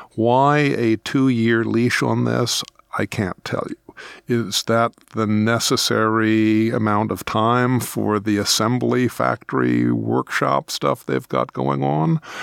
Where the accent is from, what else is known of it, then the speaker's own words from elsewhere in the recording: United States; As an American citizen